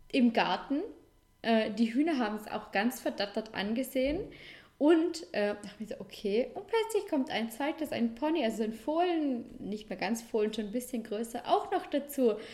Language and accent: German; Vorarlberg, Austria; Vorarlberg, ähm, mein Heimatdorf, unsere Wohnung, Schauplatz Balkon.